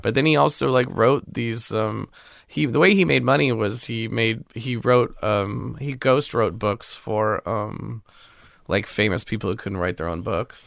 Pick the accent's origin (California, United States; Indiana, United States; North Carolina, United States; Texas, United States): California, United States; Pasadena; also born or lived in Glendale; I grew up mostly in Pasadena